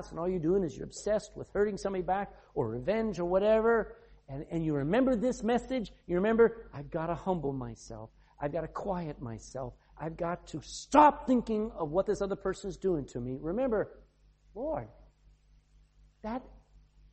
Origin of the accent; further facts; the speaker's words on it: the South, United States; moved away as an adult; now in Ireland; I'm from the South